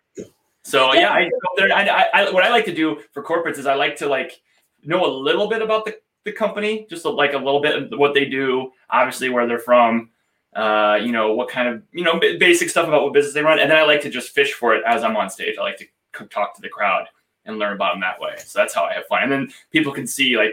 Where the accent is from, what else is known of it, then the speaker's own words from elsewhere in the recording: Iowa, United States; I grew up in Iowa